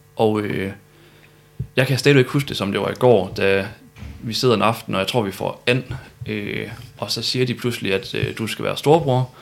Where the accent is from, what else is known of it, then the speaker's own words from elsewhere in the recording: Malling, Central Denmark Region, Denmark; also born or lived in Viborg; now in Aarhus, Denmark; jeg er født i Viborg. Og så er jeg opvokset syd for Aarhus i Malling og Mårslet.